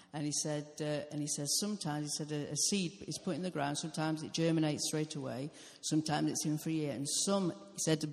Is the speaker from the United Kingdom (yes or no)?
yes; United Kingdom; I'm British.